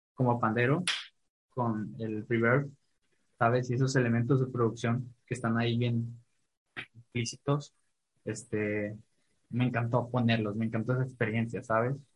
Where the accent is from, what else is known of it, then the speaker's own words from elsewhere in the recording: Ciudad Valles, San Luis Potosí, Mexico; yo soy de Valles